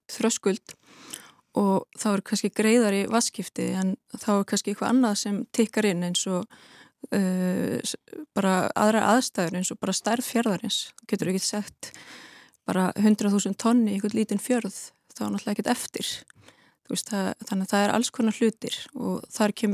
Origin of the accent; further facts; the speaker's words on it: Westfjords, Iceland; svo er ég alin upp í Nýfstall og þannig ég þekki vel til fjörðana sko